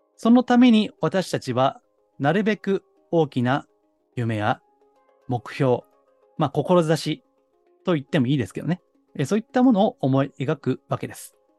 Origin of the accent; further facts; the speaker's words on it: Kansai, Japan; accent: Kansai dialect; 私、あの、関西人なんで